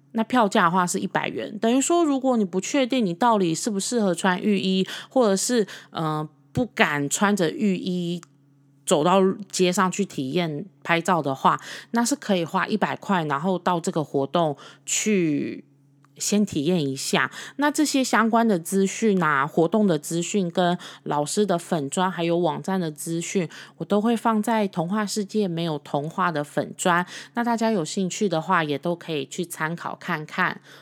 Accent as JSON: {"language": "Chinese", "country": "Taiwan", "said": "其实我们是台湾人，然后我们就说我们是台湾人，我们听得懂中文这样子"}